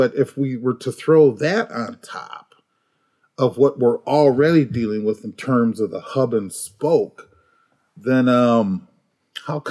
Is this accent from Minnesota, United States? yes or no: yes; Minneapolis, Minnesota, United States; I grew up in the projects in North Minneapolis